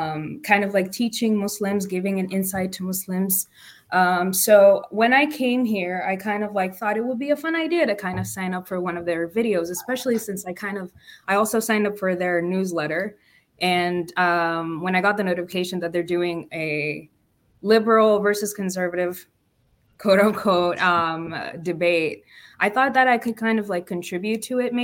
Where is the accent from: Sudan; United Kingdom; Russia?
Sudan; English is a second language; moved away as an adult; now in United States; I actually moved to America like about a year ago for college. I'm actually from Sudan